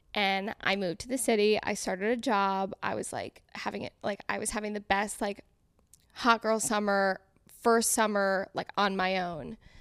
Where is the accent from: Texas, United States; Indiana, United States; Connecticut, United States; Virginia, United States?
Connecticut, United States; moved away as an adult; now in New York City, United States; I'm from Connecticut. We're all from Connecticut.